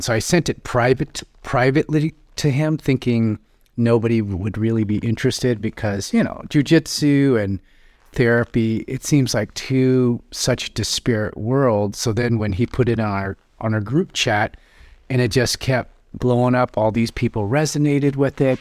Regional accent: Seattle, Washington, United States; I grew up in South Seattle, uh, and I graduated from Rainier Beach High School

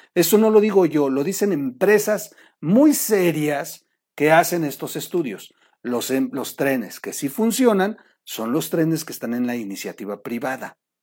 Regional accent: Mexico; nos acaban de joder como mexicanos

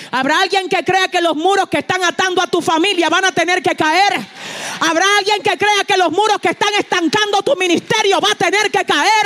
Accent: San Francisco de Macorís, Duarte, Dominican Republic; yo estaba en San Francisco de Macorís, donde yo nací. San Francisco de Macorís es una ciudad en el norte de la República Dominicana

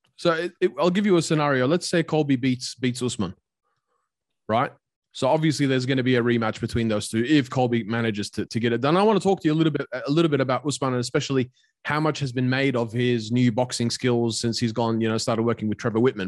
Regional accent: Australia; I grew up in Australia, but also I moved to Australia when I was nine years old

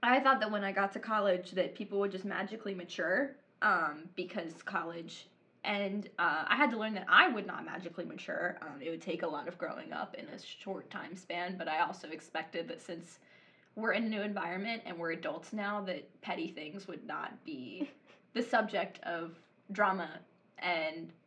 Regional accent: the Bible Belt, United States; moved away as an adult; I'm from the Bible Belt

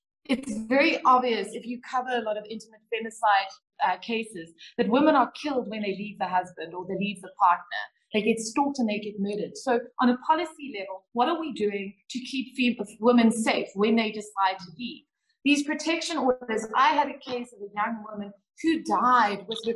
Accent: South Africa; As a South African woman

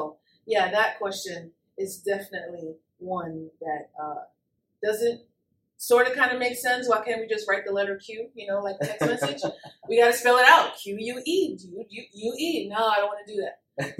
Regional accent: Texas, United States; Well, I'm from South of Texas.

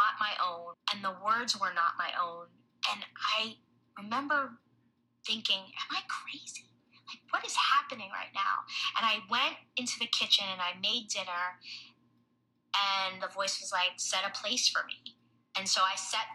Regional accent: New York, United States; I'm from New York.

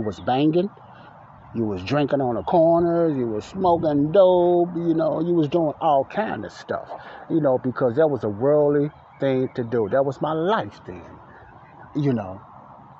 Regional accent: Chicago, Illinois, United States; I grew up in Morgan Park, and Ada Park was right down the street from the block Elizabeth I lived on in Chicago, Illinois, the south side of Chicago.

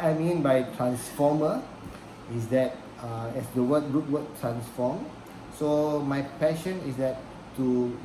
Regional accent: Singapore; we are from Singapore

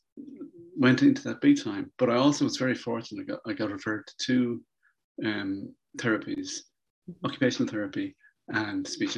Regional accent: Ireland; I'm from Ireland

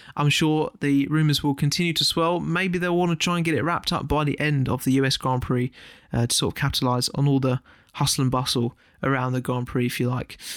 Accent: United Kingdom; as a British fan

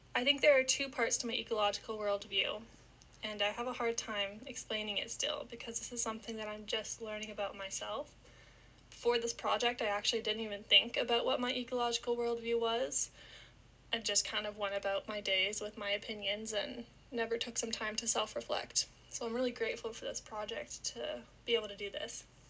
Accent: Niagara Falls, Ontario, Canada; I was born and raised in Niagara Falls, Canada

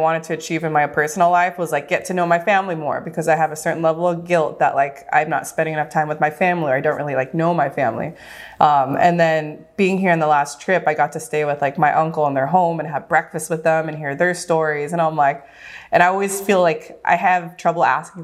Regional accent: Southern California, United States; moved away as an adult; also born or lived in Los Angeles, United States; now in Oahu, United States; I was born and raised in Southern California, lived for 10 years

